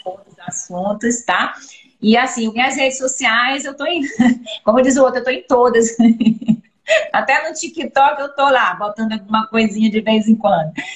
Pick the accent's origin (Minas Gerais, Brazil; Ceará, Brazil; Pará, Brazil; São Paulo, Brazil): Pará, Brazil; Belém; moved away as an adult; also born or lived in Belo Horizonte / Rio de Janeiro; now in Vitória, Brazil; eu sou de Belém, sabe, doutora Jane? Eu sou paraense